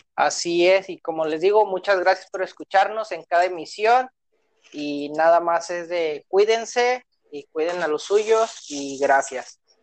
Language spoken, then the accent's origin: Spanish; Monterrey, Nuevo León, Mexico; como regio